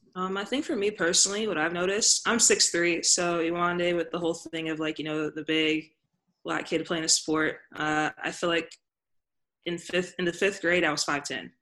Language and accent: English; Mississippi, United States; I grew up in Mississippi